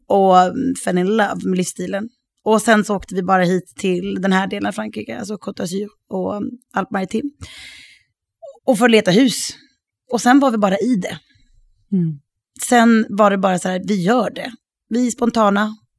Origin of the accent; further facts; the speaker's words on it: Sweden; moved away as an adult; also born or lived in Sydney / Los Angeles / Stockholm; now in France; jag är fortfarande svensk